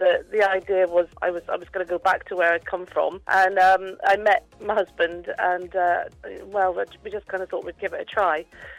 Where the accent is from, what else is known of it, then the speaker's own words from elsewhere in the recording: Devon, South West England, United Kingdom; now in Forfar, United Kingdom; I'm actually from Devon